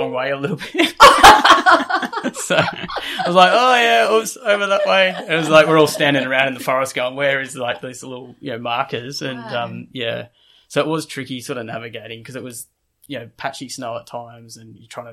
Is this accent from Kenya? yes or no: no; Australia; I'm from Australia.